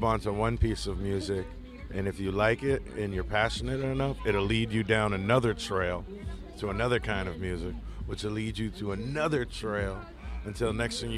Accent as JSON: {"language": "English", "region": "New York", "country": "United States", "tie": "born or raised there", "moved": "yes", "lives_now": "Los Angeles, United States", "said": "I grew up in New York"}